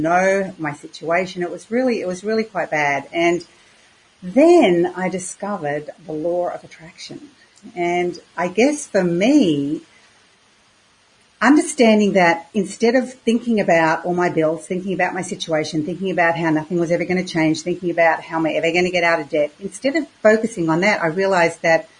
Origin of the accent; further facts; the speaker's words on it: Queensland, Australia; also born or lived in Victoria, Australia; I moved from Queensland, or Australia's most southern state, which is Victoria, which was very cold. And my parents decided we would move to Queensland, the most northern state. And I went to school.